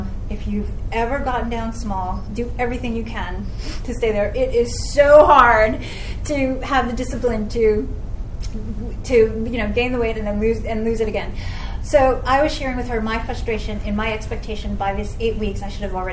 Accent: New York City, New York, United States; moved away as an adult; now in Los Angeles, United States; I am from New York City and now live in LA. I've lived in LA for over 11 years now.

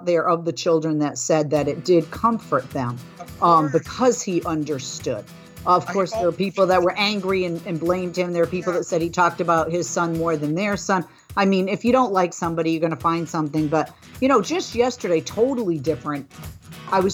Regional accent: outside of Boston, southeastern Massachusetts, United States; also born or lived in Fall River, Massachusetts; And I grew up outside of Boston in southeastern Massachusetts

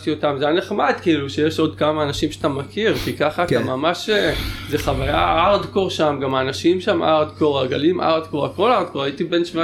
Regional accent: Tel Aviv, Tel Aviv District, Israel; also born or lived in Tel Baruch / Canary Islands; גדלתי אומנם ברמת אביב

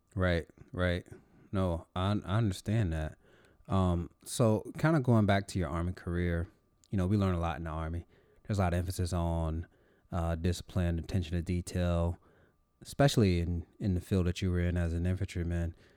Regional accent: North Carolina, United States; moved away; I'm actually originally from North Carolina, nowhere near Fort Bragg

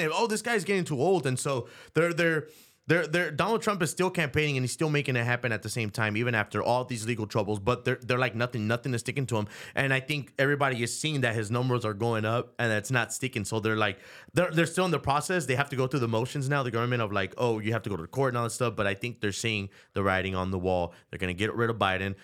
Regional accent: Chicago, Illinois, United States; now in San Antonio, United States; I'm from Chicago

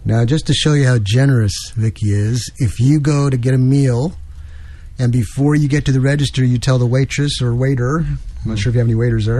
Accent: New York, United States; moved away; I'm from New York originally

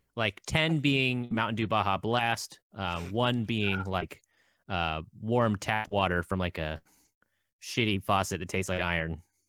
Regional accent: Alaska, United States; I'm from Alaska

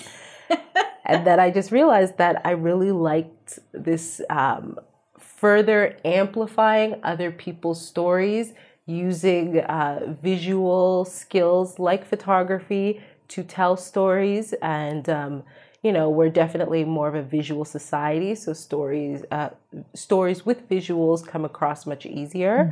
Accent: Canada; I'm Canadian. I'm a settler on stolen land

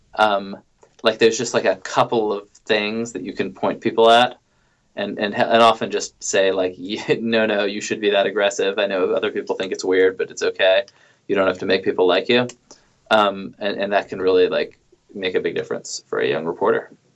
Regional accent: New York, United States; moved away as an adult; also born or lived in Indianapolis; I grew up in New York

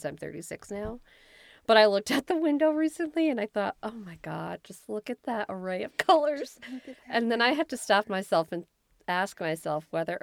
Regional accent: New York City, New York, United States; I grew up in the South Bronx.

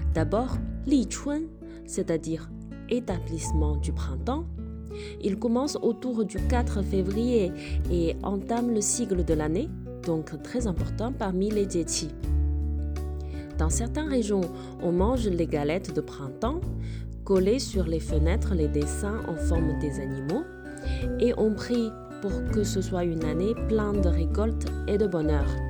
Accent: China; En tant que chinoise

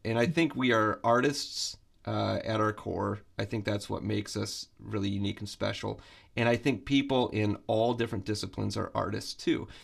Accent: Flint, Michigan, United States; moved away as an adult; also born or lived in Boston; I'm from Flint, Michigan

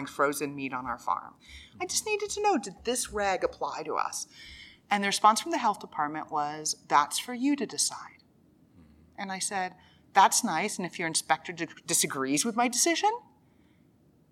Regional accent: Dallas, Texas, United States; I grew up in North Dallas, the daughter of two university professors

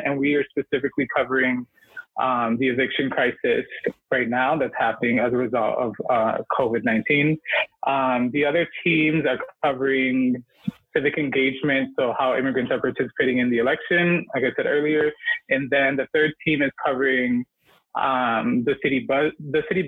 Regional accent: Chicago, Illinois, United States; I'm a journalist from Chicago. I grew up on the northwest side of the city. I'm Puerto Rican

